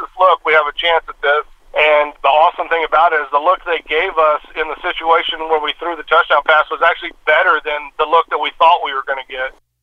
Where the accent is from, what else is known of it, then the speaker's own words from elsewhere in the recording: Houston, Texas, United States; also born or lived in East Bernard, Texas; my hometown here in Houston